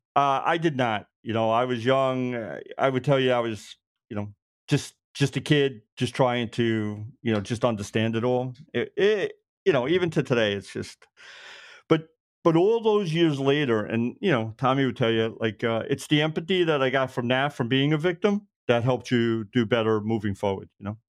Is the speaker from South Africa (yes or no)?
no; Brooklyn, New York, United States; moved away as an adult; now in Suffolk County, United States; I'm born and raised in Brooklyn, living out, uh, Suffolk County now